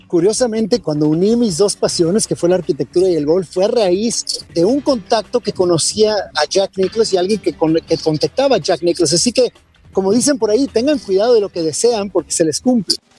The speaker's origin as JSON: {"language": "Spanish", "country": "Mexico", "said": "lo mejor que yo pudiera ser como mexicano"}